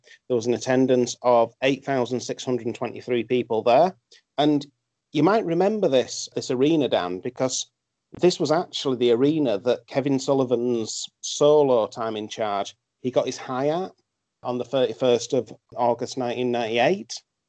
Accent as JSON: {"language": "English", "region": "Yorkshire and the Humber", "country": "United Kingdom", "said": "We're still Vikings at heart, though, in Yorkshire."}